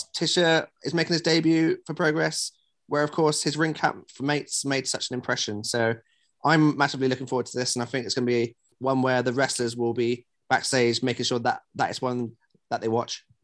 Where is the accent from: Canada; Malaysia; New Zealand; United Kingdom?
United Kingdom; West Country, South West England; I'm also a West Country boy